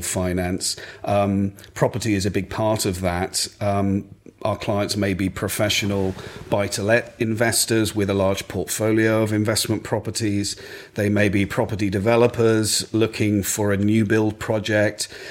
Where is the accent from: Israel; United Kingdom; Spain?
United Kingdom; Essex, East of England; also born or lived in Ipswich / Cambridge / Hong Kong / London; now in Suffolk, United Kingdom; I'm very much an East Anglian boy. I grew up in Essex.